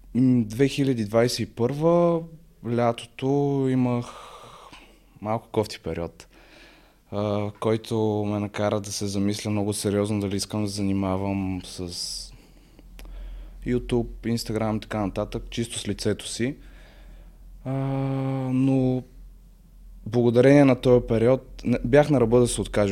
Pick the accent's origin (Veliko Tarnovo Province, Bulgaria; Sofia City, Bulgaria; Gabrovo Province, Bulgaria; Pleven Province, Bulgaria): Sofia City, Bulgaria; Sofia; на 20 години съм от София